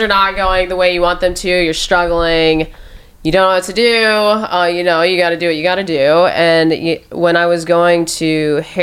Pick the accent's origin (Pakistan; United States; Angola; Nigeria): United States; Omaha, Nebraska; now in Los Angeles, United States; I'm from Omaha, Nebraska originally